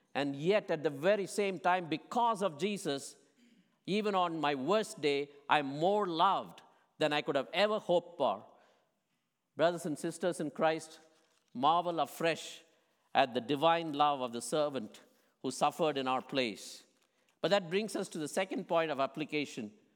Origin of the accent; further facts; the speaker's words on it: India; moved away; what I grew up with in India